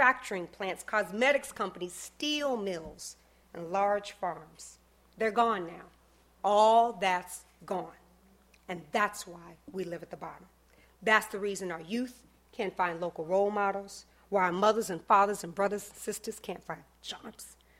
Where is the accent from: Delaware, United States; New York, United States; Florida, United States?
Florida, United States; Miami; moved away as an adult; also born or lived in Atlanta, Georgia; now in Chicago, United States; I grew up in drug-infested Liberty City, Miami